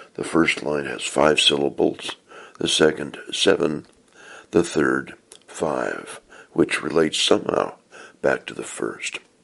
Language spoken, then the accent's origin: English; Portland, Oregon, United States; I was born and raised in the Church of Jesus Christ of Latter day Saints, also known as the Mormon Church, in Portland, Oregon